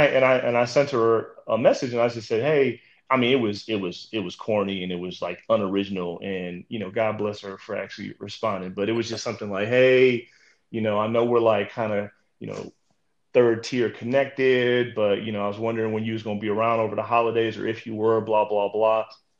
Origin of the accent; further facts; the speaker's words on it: Midwest, United States; I'm from the Midwest, I moved to the South professionally, and now, I'm moving kind of to the East Coast.